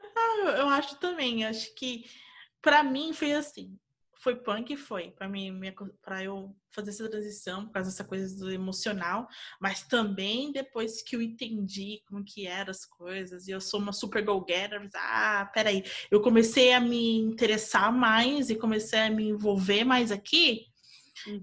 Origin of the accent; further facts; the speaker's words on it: Brazil; moved away as an adult; now in United States; quando eu saí do Brasil